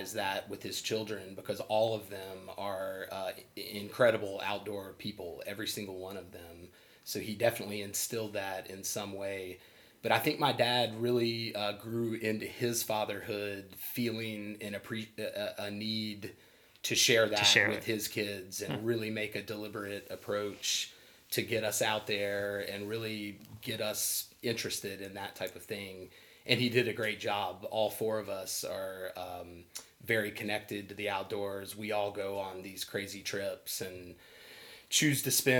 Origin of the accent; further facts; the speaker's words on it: Arizona, United States; now in Charleston, United States; I was born in Arizona